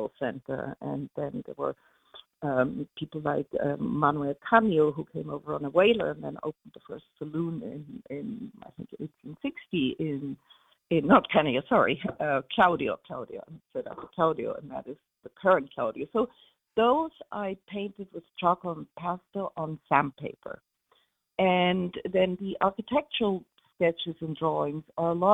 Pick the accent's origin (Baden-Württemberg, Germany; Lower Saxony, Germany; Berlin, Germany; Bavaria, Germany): Bavaria, Germany; Munich; moved away as an adult; also born or lived in New York; now in Sag Harbor, United States; I was born and raised in Munich and a lot in the countryside in Bavaria